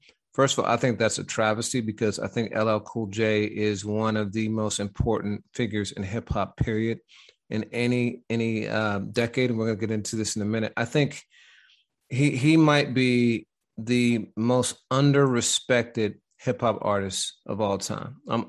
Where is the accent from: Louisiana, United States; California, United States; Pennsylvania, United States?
Pennsylvania, United States; Pittsburgh; You know, being from Pittsburgh and I'm from the Midwest, you know how, you know, sometimes growing up, people would ask if you wanted a Coke